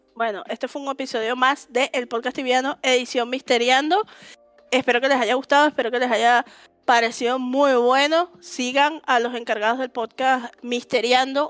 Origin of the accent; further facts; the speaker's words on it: Venezuela; yo soy de Venezuela